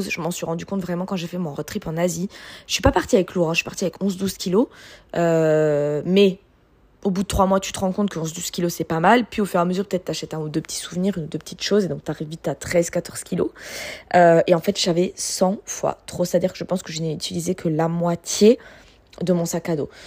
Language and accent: French; France; moved away as an adult; now in Australia; c'est en fait plein mois d'août chez nous en France.